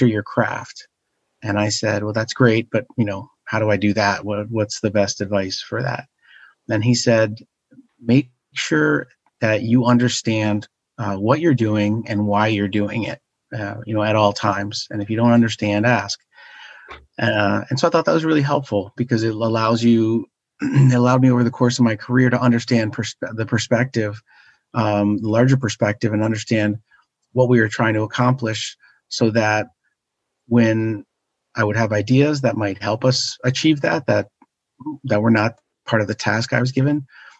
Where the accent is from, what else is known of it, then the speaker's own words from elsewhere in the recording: Washington, District of Columbia, United States; I grew up in Washington, D.C., or a suburb right outside Washington, D.C.